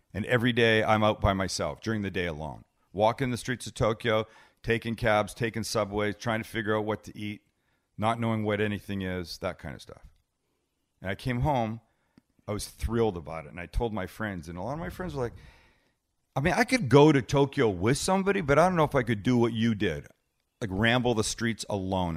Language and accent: English; Canada; now in United States; because I'm from Canada